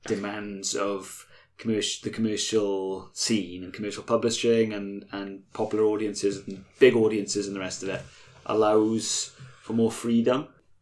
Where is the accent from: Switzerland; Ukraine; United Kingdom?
United Kingdom; Bridgend, Wales; We are from Bridgend